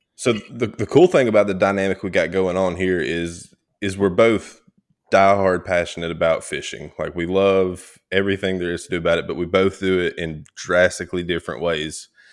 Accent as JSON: {"language": "English", "region": "North Georgia", "country": "United States", "tie": "born or raised there", "also_born_or_lived": "South Mississippi", "said": "I was born in North Georgia, um, born and raised, you know, still, still back here."}